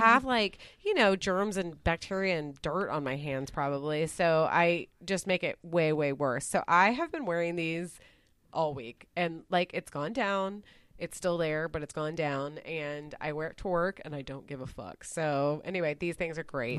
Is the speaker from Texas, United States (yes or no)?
yes; Dallas, Texas, United States; where I grew up in Dallas is, like, more in Dal-, like, it's very close to downtown.